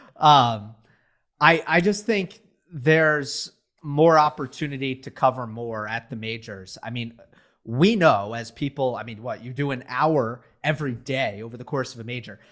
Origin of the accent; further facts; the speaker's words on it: United States; we're American